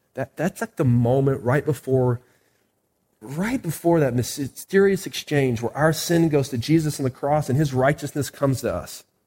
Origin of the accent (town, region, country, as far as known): United States